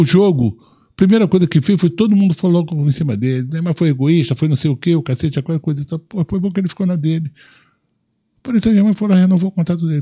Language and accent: Portuguese; Rio de Janeiro, Brazil; Eu sou um cara suburbano, nasci em Olaria, nasci em Olinda